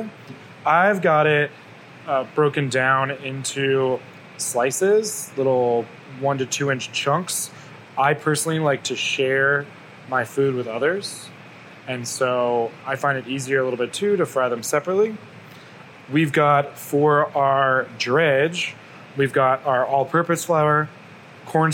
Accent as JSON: {"language": "English", "region": "the South", "country": "United States", "tie": "born or raised there", "said": "I grew up in the South"}